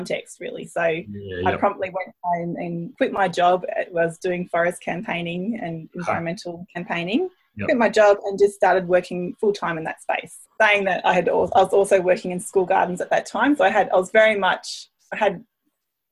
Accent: Brisbane, Queensland, Australia; moved away as an adult; now in Tasmania, Australia; originally I come from Queensland in Brisbane, where I grew up on a city farm my dad ran

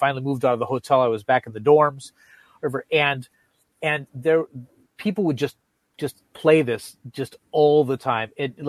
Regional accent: Wisconsin, United States; We're from Wisconsin, so maybe even

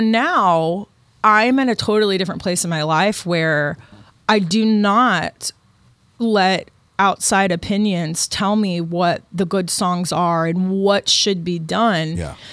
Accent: Austin, Texas, United States; moved away; also born or lived in Nashville, Tennessee; when I grew up in Austin

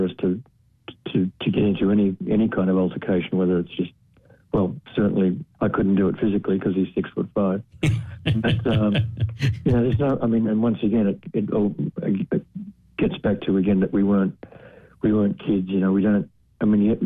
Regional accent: Australia; I'm Australian.

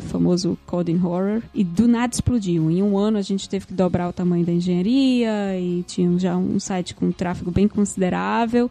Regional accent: Recife, Pernambuco, Brazil; moved away as an adult; also born or lived in Rio de Janeiro; sou de Recife, como eu falei, mas eu me mudei para o Rio em 2008

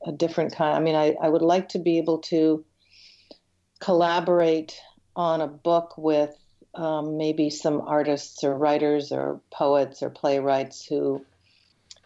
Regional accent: north of Detroit, Michigan, United States; also born or lived in Chicago / Toronto; now in Canada; Grew up north of Detroit and then moved to Chicago

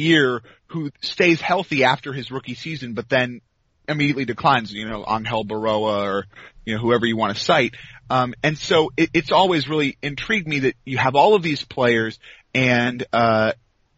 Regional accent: Washington, District of Columbia, United States; moved away as an adult; now in North Carolina, United States; I am from the D.C. area. Huh. I live in North Carolina now

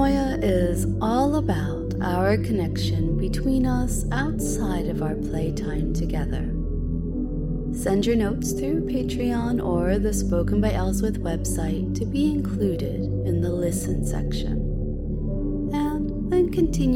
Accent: United States; moved away as an adult; now in United Kingdom; I'm an American living in the UK

